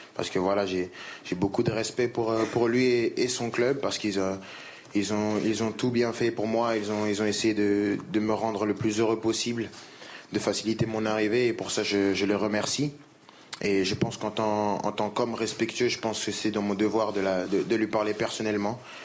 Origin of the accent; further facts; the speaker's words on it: France; je suis français